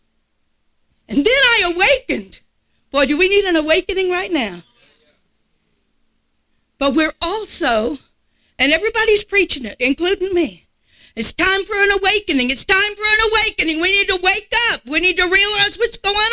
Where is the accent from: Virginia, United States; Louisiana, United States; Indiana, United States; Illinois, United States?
Louisiana, United States; South; I'm from South Louisiana